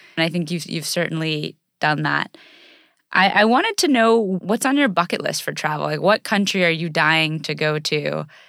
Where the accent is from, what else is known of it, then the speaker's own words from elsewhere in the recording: United States; growing up in the United States, and especially growing up as an athlete in the United States